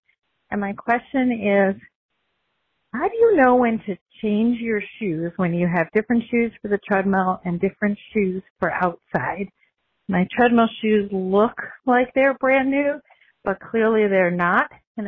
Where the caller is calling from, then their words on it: Pennsylvania, United States; I'm calling from Pennsylvania.